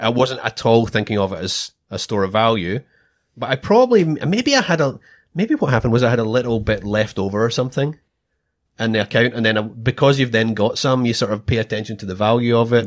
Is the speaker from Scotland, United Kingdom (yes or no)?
yes; Scotland, United Kingdom; moved away as an adult; now in Australia; I'm Scottish